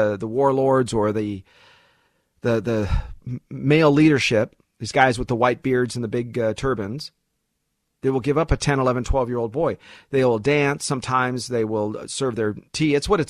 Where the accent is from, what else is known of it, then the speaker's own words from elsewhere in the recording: United States; born there; I was born in the United States.